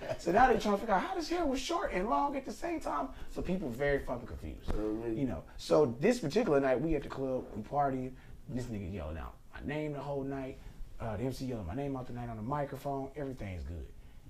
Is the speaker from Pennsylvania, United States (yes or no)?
no; Memphis, Tennessee, United States; Fuck the 76ers, nigga. I'm from Memphis.